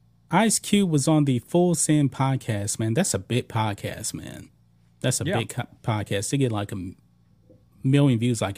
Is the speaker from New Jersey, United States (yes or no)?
no; Texas, United States; I'm from Texas.